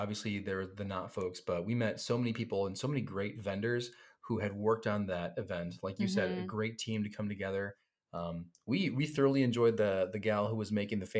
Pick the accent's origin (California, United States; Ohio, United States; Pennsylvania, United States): Ohio, United States; Cleveland; moved away; I grew up in the Cleveland, Ohio area